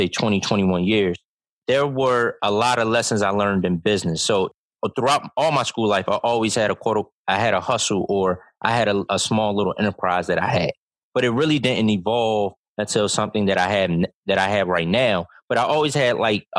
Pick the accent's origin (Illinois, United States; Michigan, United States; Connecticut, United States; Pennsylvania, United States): Pennsylvania, United States; Philadelphia; moved away; also born or lived in Delaware; I grew up in North Philadelphia